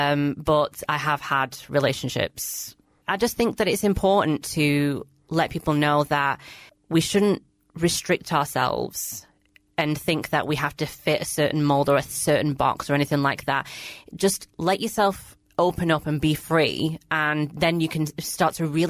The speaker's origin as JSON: {"language": "English", "town": "Blackburn", "region": "North West England", "country": "United Kingdom", "tie": "born or raised there", "said": "I grew up in Blackburn, which is a small-ish town, predominantly Asian"}